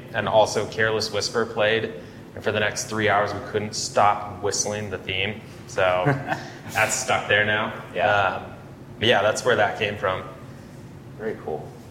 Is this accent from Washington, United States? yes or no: yes; Yakima, Washington, United States; growing up in Yakima